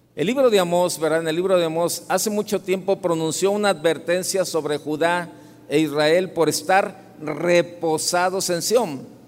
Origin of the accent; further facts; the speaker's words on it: Guadalajara, Jalisco, Mexico; Soy de aquí de Guadalajara